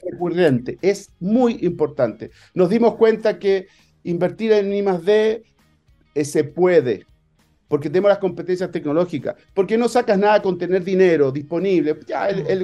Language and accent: Spanish; Chile